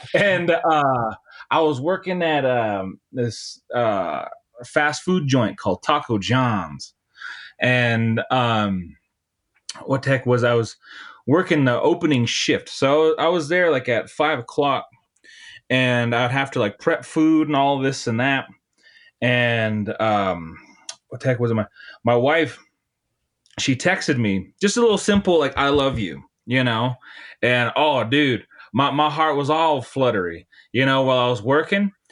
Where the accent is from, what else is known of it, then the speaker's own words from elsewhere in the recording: Montana, United States; moved away as an adult; also born or lived in Nebraska; now in Bozeman, Montana, United States; I'm from Montana. And after I, uh, graduated high school, I moved down to, uh, a rural town in Nebraska